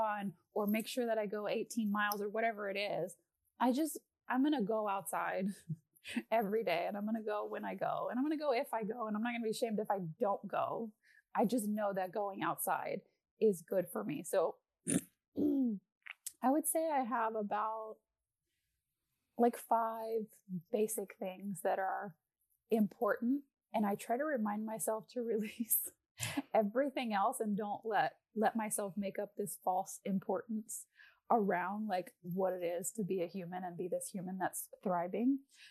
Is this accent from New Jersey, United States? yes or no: no; Texas, United States; I'm Texan